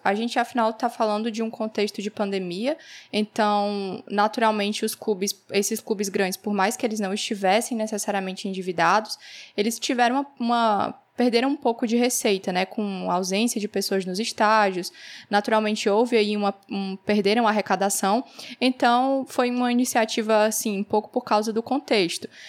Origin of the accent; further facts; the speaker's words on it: Northeast Region, Brazil; eu sou aqui do Nordeste